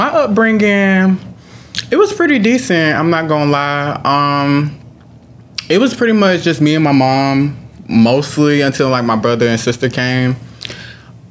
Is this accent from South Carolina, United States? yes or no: yes; Columbia, South Carolina, United States; Columbia, South Carolina, born and raised.